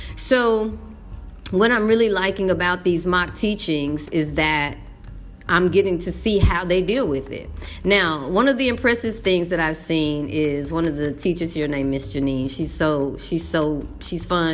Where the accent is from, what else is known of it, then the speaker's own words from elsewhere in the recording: Texas, United States; moved away; as a brown woman, as a English speaker, and as a Texan